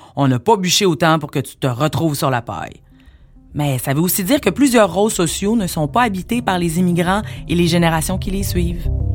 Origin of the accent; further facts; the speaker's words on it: Montreal, Quebec, Canada; je suis née à Montréal, métissée d'un père béninois et d'une mère blanche